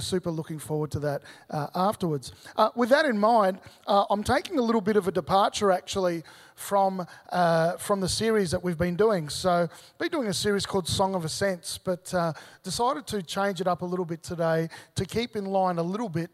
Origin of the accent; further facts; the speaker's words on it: Victoria, Australia; moved away as an adult; now in Gold Coast, Australia; I originally grew up in Victoria